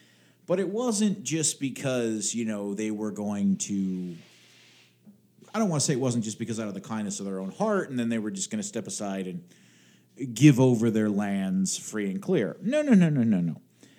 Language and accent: English; Pennsylvania, United States; I'm from Pennsylvania